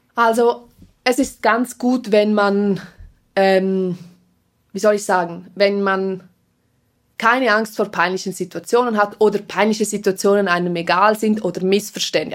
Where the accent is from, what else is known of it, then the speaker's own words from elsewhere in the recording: Engadin, Graubünden, Switzerland; first language Swiss German Sign Language; auch mit Deutsch, auch mit Rätromanisch, weil wir ja aus dem Engadin sind